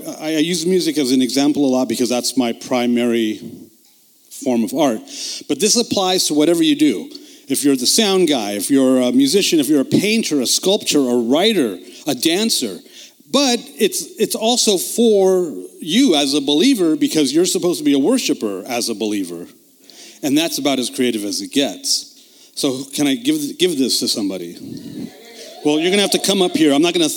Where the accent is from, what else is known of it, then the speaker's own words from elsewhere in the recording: Los Angeles, California, United States; I'm from Los Angeles, the Hollywood Burbank area.